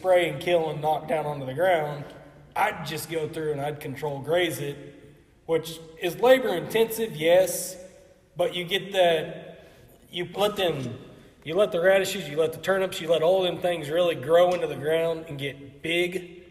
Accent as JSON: {"language": "English", "town": "Lamar", "region": "Missouri", "country": "United States", "said": "I'm from Lamar, Missouri."}